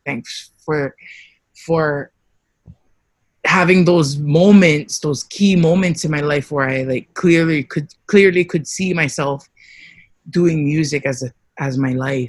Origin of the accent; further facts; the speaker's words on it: Louisiana, United States; born there; I was born in Louisiana. My father's from Samoa. He met my mother here on Oahu. And my mother is from Waimanalo.